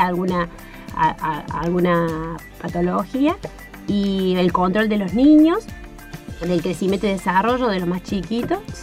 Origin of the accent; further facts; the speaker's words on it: Córdoba, Argentina; moved away as an adult; now in Esperanza Base, Antarctica; soy de la provincia de Córdoba, ahí nací, estudié en la Universidad Nacional de Córdoba